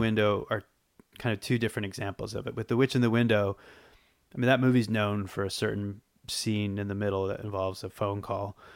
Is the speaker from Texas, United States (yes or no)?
no; Boston, Massachusetts, United States; moved away as an adult; also born or lived in Los Angeles; now in New York, United States; I grew up, I grew up in Boston